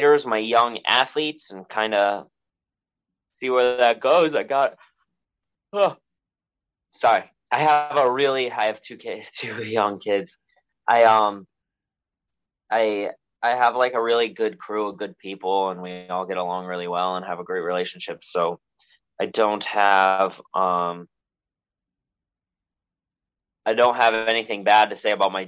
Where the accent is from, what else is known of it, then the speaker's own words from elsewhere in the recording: Milford, Connecticut, United States; also born or lived in Monroe, Connecticut; I grew up in Milford, which is like a little ways away, like 20 minutes away.